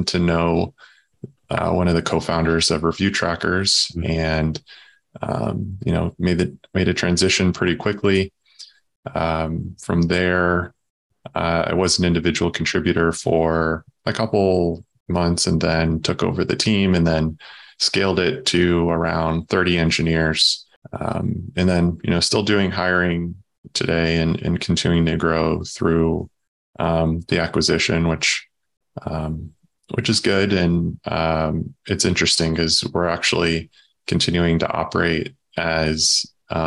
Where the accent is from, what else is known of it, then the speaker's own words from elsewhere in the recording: Southern Illinois, United States; moved away as an adult; also born or lived in St. Louis, Missouri / Chicago, Illinois; now in Southwest Michigan, United States; I grew up in Southern Illinois